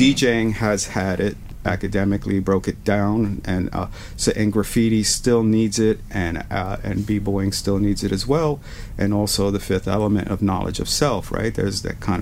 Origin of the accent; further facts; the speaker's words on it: New York City, New York, United States; I'm this kid from the South Bronx or Spanish Harlem